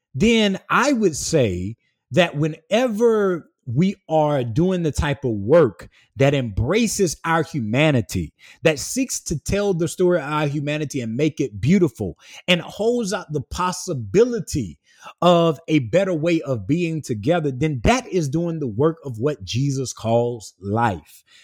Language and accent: English; small town between Swansea, St. Matthews and Sandy Run, South Carolina, United States; moved away as an adult; I came from the Black rural South, uh, south of Columbia, South Carolina, in a small town, uh, in between Swansea, South Carolina, Saint Matthew, South Carolina, and Sandy Run, South Carolina, through school and church and, and family life